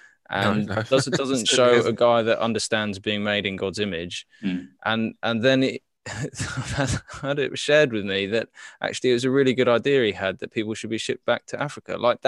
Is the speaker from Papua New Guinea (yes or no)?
yes; Papua New Guinea; so I grew up in Papua New Guinea